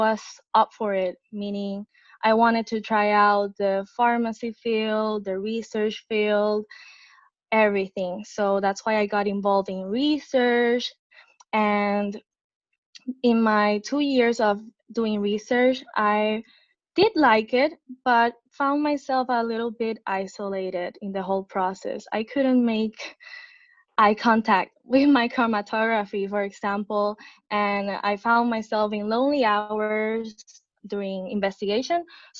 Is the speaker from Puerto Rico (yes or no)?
yes; San Juan, Puerto Rico; I was born and raised in San Juan, Puerto Rico